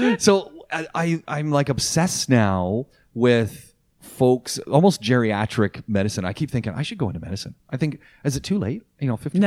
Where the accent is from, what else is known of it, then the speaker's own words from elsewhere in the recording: Canada; moved away; my home country, Canada